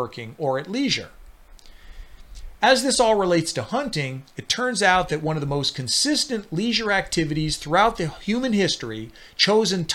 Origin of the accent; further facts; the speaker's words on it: Arizona, United States; my home state of Arizona